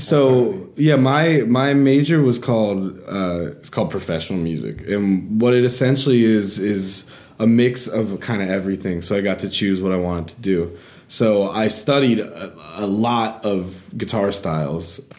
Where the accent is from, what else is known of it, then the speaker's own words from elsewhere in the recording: Atlanta, Georgia, United States; moved away as an adult; also born or lived in Boston / Nashville, Tennessee; I grew up in Atlanta, Georgia